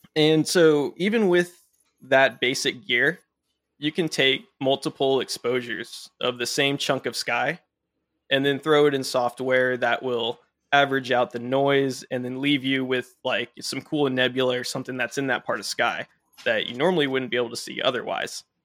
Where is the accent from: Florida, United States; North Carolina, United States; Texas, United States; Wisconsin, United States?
Texas, United States; Dallas-Fort Worth area; I was born and raised in the Dallas-Fort Worth area, so right in the big light pollution dome here